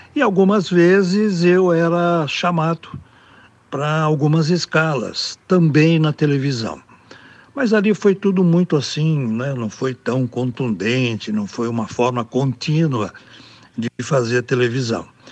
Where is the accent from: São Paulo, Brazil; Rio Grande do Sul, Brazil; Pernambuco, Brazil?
São Paulo, Brazil; Americana; eu sou do interior de São Paulo, sou de Americana, aqui na região metropolitana de Campinas, né? Nasci aqui, moro aqui